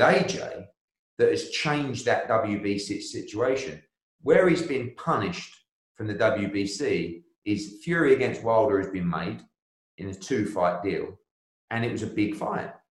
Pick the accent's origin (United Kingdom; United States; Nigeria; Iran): United Kingdom; I'm a Brit